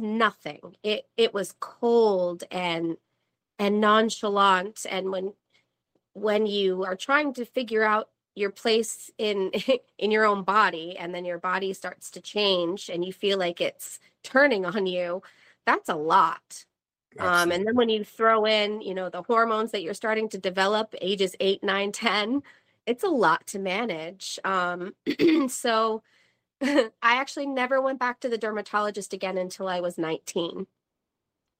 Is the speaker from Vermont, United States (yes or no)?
yes; Vermont, United States; now in North Carolina, United States; I'm from Vermont